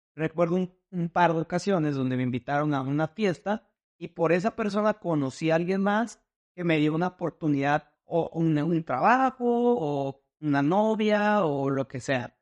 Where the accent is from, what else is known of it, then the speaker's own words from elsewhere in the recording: Tijuana, Baja California, Mexico; moved away as an adult; also born or lived in Guadalajara, Mexico / Mexico City, Mexico; now in Seattle, United States; Yo crecí viviendo en Tijuana